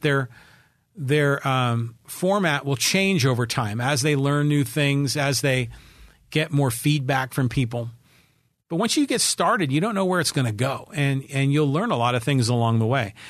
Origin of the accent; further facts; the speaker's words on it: Poway, California, United States; my hometown of Poway, California, nine two oh six four